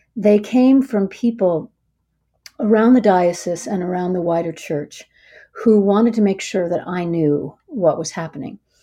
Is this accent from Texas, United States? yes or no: no; Minneapolis, Minnesota, United States; now in Washington, United States; I'm from Minneapolis